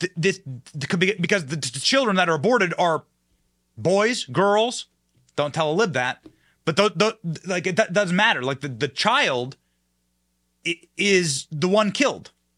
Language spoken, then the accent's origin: English; Iowa, United States; I was raised in Iowa